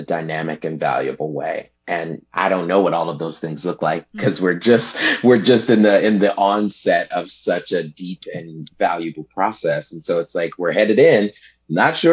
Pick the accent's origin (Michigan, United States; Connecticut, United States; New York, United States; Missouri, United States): Michigan, United States; Detroit; also born or lived in New Mexico / Dallas, Texas; now in Central Coast, California, United States; I was born and raised in Detroit, Michigan